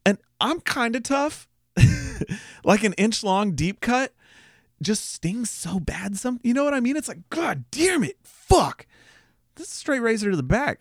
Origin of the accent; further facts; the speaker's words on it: Austin, Texas, United States; we're from Austin.